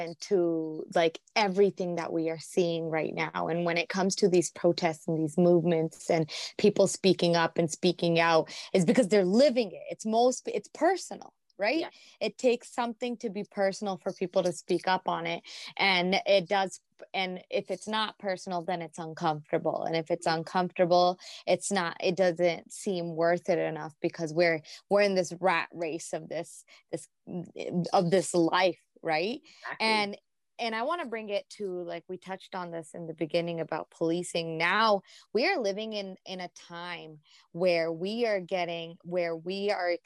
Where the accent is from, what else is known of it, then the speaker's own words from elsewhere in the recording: United States; now in Canada; I grew up in the States, so I don't know a lot of Canadian history.